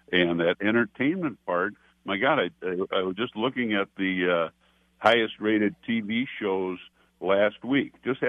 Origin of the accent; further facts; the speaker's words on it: Minnesota, United States; a lot of Iowa people were very appreciative of knowing I came from Minnesota.